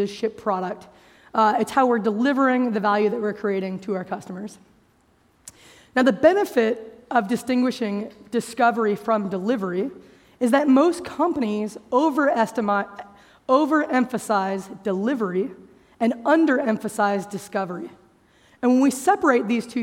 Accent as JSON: {"language": "English", "country": "United States", "said": "As you can tell, probably from how I speak English, I'm an American"}